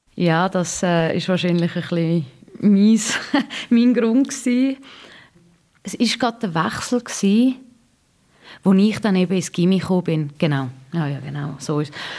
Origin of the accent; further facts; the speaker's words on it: Switzerland; als Schweizerin